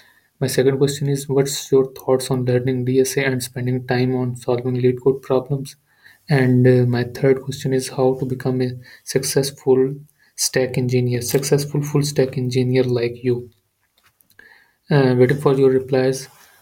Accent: Pakistan; I am from Pakistan.

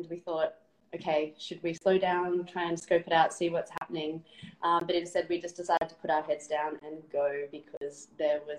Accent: Melbourne, Victoria, Australia; moved away as an adult; now in Noosa, Australia; I'm from Melbourne

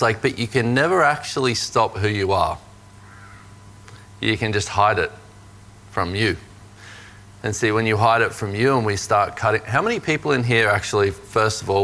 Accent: Australia; growing up in Australia as a man

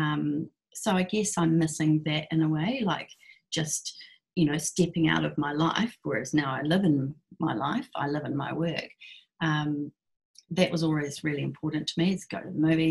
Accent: Christchurch, Canterbury, New Zealand; also born or lived in Blenheim; old Christchurch people

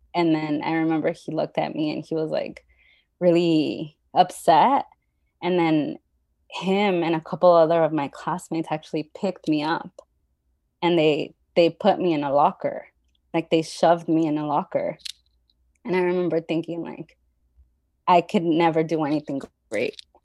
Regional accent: Los Angeles, California, United States; also born or lived in Mexico; So I've been living in the San Fernando Valley most of my life

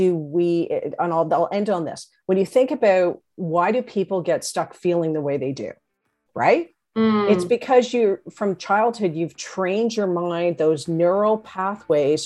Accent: Canada; I'm Canadian

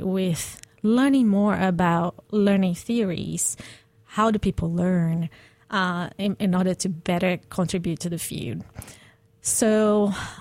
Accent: Brazil; moved away as an adult; I'm Brazilian, so I grew up in the Atlantic Ocean in Brazil, where it's warm and you can actually swim in.

